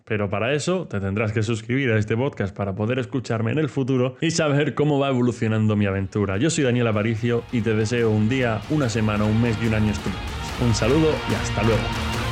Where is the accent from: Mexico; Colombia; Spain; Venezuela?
Spain; Region of Murcia; como murciano el calor no me va a pillar por sorpresa, pero el frío sí. O sea, aquí en Murcia he visto nevar a lo mejor una o dos veces en mi vida